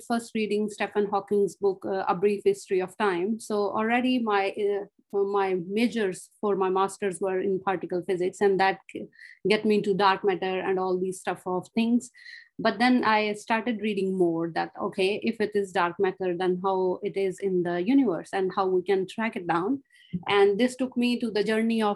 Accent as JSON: {"language": "English", "country": "Pakistan", "moved": "as an adult", "lives_now": "Australia", "said": "I'm originally from Pakistan, where I have done my master's."}